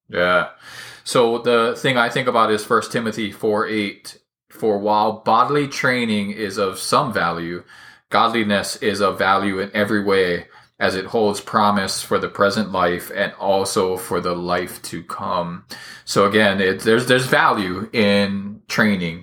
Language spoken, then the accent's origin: English; Hawaii, United States; I was kind of always the smallest kid around, uh, growing up in Hawaii.